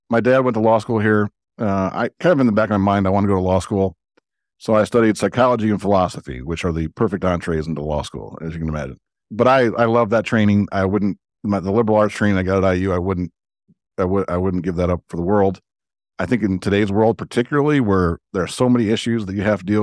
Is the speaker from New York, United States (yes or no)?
no; Chicago, Illinois, United States; I grew up in the Jordan era